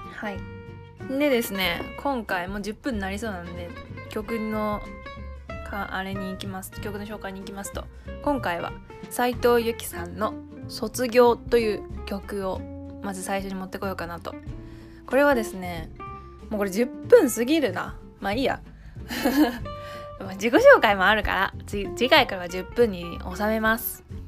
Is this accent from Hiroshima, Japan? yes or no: yes; Hiroshima, Japan; moved away as an adult; now in Tokyo, Japan; 上京してきて私の故郷は広島です